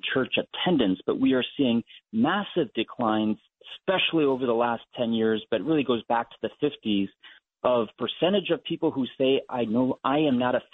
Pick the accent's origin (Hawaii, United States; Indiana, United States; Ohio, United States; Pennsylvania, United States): Ohio, United States; I'm from Ohio